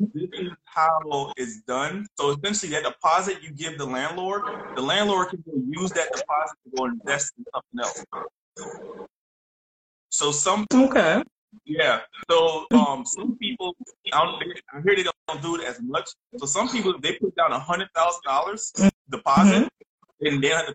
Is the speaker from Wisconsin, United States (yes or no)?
no; New Orleans, Louisiana, United States; moved away as an adult; now in South Korea; I'm from New Orleans, Louisiana